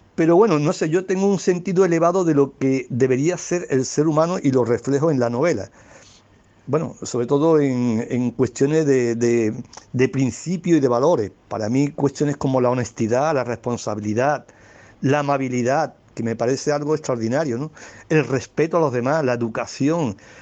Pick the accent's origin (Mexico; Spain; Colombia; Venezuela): Spain; Algeciras, Andalusia; accent: Andalusian; soy de, de Algeciras, una ciudad que está en una comarca que se llama el Campo de Gibraltar, que está dentro de la provincia de Cádiz, en la región de Andalucía y en España, claro